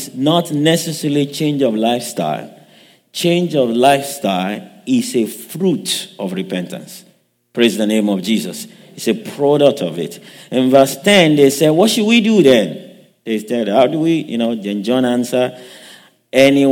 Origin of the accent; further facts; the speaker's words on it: Western Nigeria, Nigeria; now in United States; I grew up in Nigeria, raised up in the western part of Nigeria